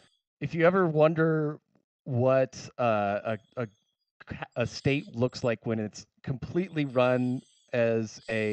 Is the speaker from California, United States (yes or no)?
yes; California, United States; I was born in California.